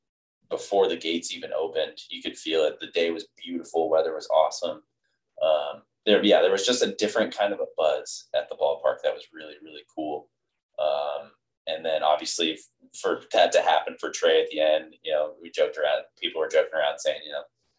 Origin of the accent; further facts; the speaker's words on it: Arizona, United States; Growing up in Arizona